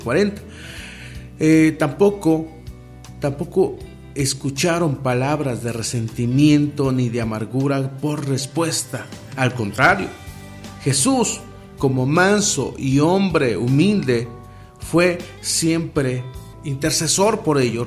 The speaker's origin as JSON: {"language": "Spanish", "country": "Mexico", "said": "En mi país, aquí en México"}